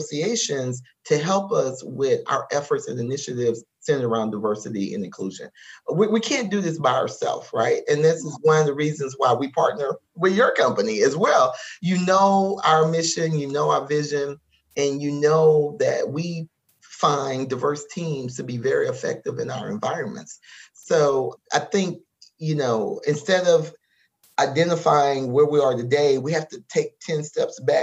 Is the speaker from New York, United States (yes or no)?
no; Lafayette, Louisiana, United States; I was born in Lafayette, Louisiana.